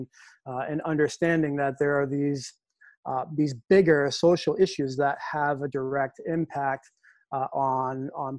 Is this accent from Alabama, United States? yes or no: no; Lowell, Massachusetts, United States; my time as a student growing up in Lowell